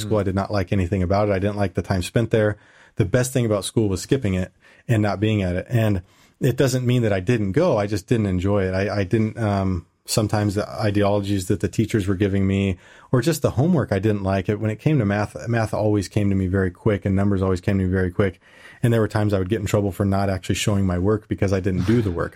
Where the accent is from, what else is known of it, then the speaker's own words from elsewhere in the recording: California, United States; moved away as an adult; also born or lived in Indiana; now in Germany; I moved to California from Indiana, which that's a, a long story how I ended up in Indiana for a while. But I went back to California